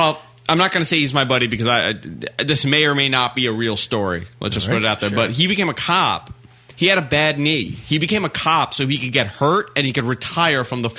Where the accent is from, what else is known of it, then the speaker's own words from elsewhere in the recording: New York City, New York, United States; growing up in Queens